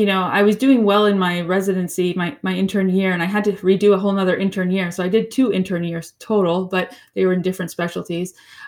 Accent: Florida, United States; also born or lived in New York; Okay. Well, I am originally from Florida. And then I sort of lived in two homes, both my father's and my mother's. She was in upstate New York.

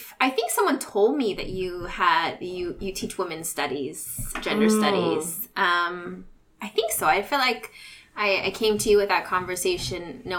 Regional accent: Whittier, California, United States; I grew up in Whittier.

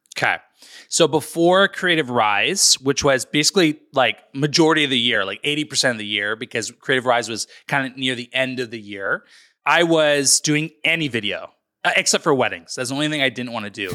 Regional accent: North Vancouver, British Columbia, Canada; born and raised in British Columbia, Canada, in North Vancouver

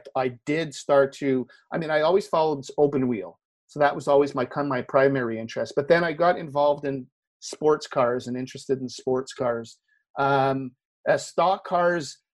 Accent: Canada; I'm Canadian, I'm based in Montreal

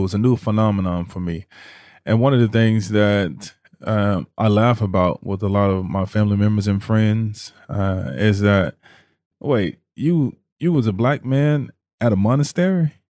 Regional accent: Mississippi, United States; also born or lived in New Orleans, United States / Houston, United States; I grew up a Christian, in a Christian household environment, grew up Baptist. Growing up in Mississippi, growing up in New Orleans, in Houston, Texas, you know, we were always in church.

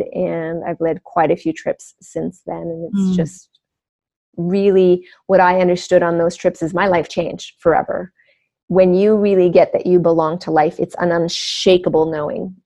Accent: Canada; I grew up on First Nation reservations in Canada, so there's a lot of wilderness.

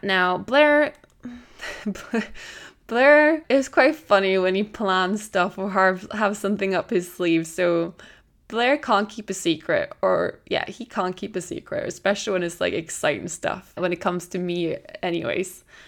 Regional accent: Norway; also born or lived in Tenerife, Spain / Edinburgh, United Kingdom; now in France; I'm originally from Norway. I lived in Tenerife for four years, and I'd lived in Edinburgh now

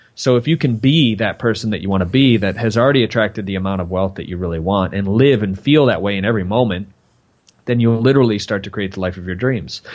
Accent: Michigan, United States; I grew up in Michigan

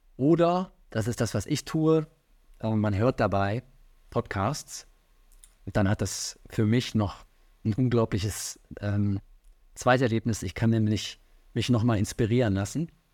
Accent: Rhineland, Germany; now in Hamburg, Germany; ich komme ja aus dem Rheinland

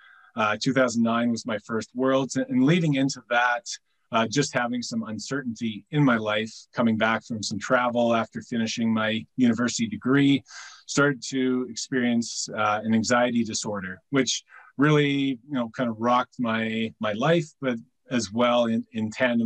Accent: North Vancouver, British Columbia, Canada; I'm from North Vancouver, British Columbia, Canada. So I've grown up playing fast pitch softball

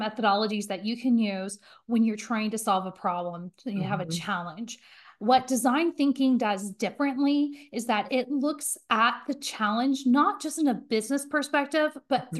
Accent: Indiana, United States; now in Cincinnati, United States; I'm originally from Indiana. I live in Cincinnati, Ohio now.

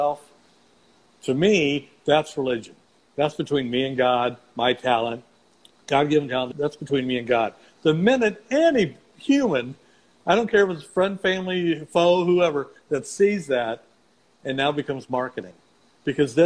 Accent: Missouri, United States; I'm from Missouri

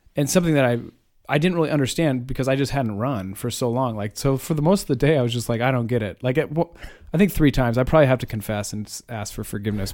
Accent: Iowa, United States; I'm from Iowa

